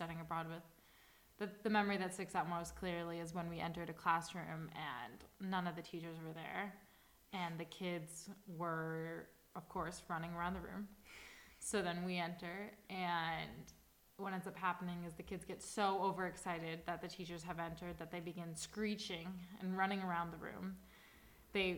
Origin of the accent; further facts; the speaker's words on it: Chicago, Illinois, United States; moved away as an adult; now in Madrid, Spain; And I'm from Chicago in the United States.